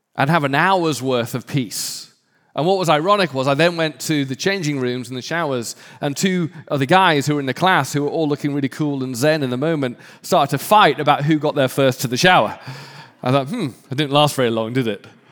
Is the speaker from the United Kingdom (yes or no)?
yes; United Kingdom; I'm British